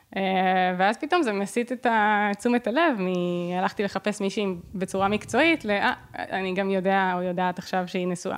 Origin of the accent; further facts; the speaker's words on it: Herzliya, Tel Aviv District, Israel; של הילדות שלי בהרצליה